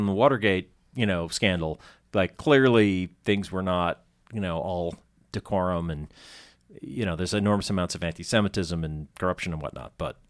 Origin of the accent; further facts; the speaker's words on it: Andover, Massachusetts, United States; And I grew up in Andover, so like that was how I'd commute.